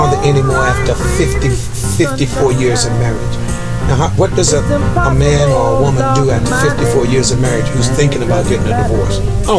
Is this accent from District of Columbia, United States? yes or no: yes; Washington, District of Columbia, United States; moved away; also born or lived in Vancouver; I was born in Washington, D.C.